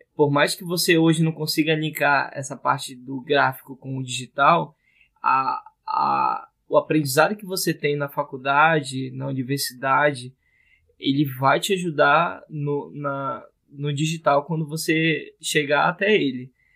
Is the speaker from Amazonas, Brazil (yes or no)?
yes; Manaus, Amazonas, Brazil; o pessoal aqui da minha terra tá fazendo, Manaus, Amazonas